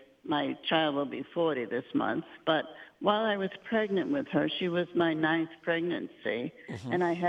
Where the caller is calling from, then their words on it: Endicott, New York, United States; I'm calling from Endicott, New York, Father.